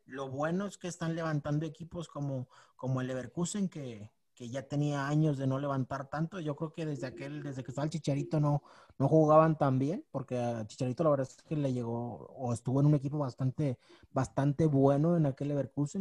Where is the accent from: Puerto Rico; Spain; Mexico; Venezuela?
Mexico; uno, como mexicano